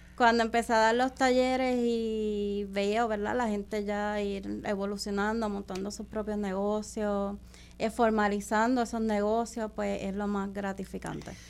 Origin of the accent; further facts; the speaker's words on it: Caguas, Puerto Rico; soy de Pueblo de Caguas